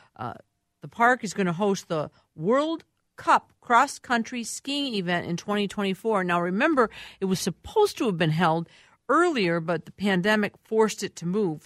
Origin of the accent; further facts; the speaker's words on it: Minneapolis, Minnesota, United States; I grew up in Minneapolis. I'm a Minneapolis kid